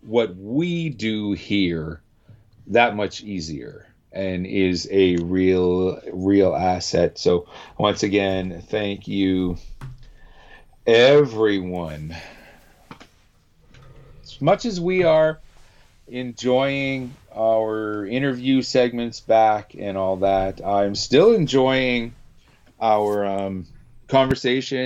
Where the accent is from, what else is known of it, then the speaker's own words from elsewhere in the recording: Canada; as a Canadian